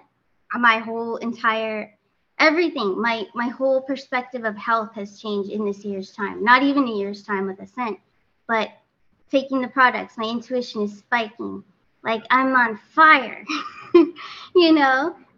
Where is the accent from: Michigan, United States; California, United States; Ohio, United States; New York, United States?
California, United States; now in Florida, United States; I'm from California originally, but did relocate closer to Mr. T, Trump, out here in Florida.